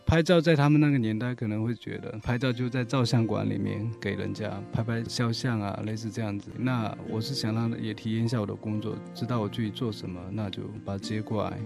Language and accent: Chinese; Shaowu, Fujian, China; 我老家是福建南平邵武市